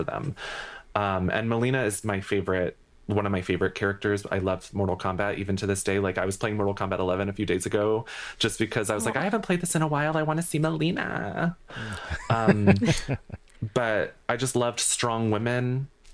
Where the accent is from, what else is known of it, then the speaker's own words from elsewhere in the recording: New England, United States; I'm from New England